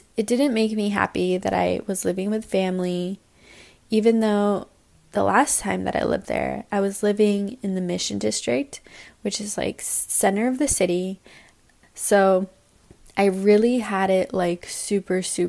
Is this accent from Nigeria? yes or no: no; San Francisco, California, United States; moved away as an adult; also born or lived in Salt Lake City / Vietnam; now in New York, United States; I grew up in San Francisco